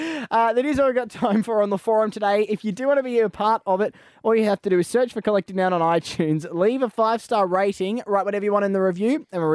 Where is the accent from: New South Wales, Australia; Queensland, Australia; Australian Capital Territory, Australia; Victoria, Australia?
Queensland, Australia; I am a Queenslander by birth